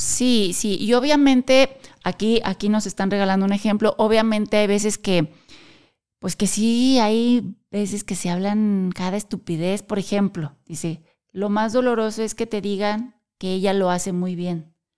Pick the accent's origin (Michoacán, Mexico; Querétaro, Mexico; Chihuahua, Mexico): Querétaro, Mexico; Nosotros somos de México y específicamente de la ciudad de Querétaro